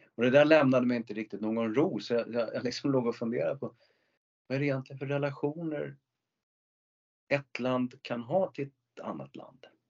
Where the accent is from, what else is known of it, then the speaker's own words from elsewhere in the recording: Sweden; som svensk